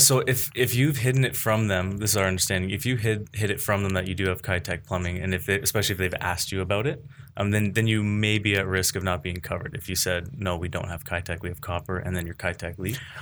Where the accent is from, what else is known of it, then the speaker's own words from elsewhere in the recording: Oakville, Ontario, Canada; I'm from the Oakville area, born and raised